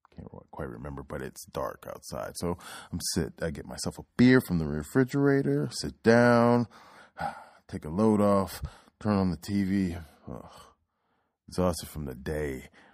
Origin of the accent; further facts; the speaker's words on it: Oklahoma, United States; I was born in Oklahoma